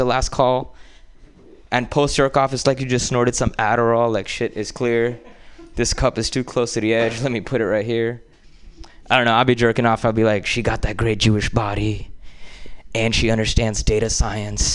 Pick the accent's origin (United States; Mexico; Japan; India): India; moved away; growing up in India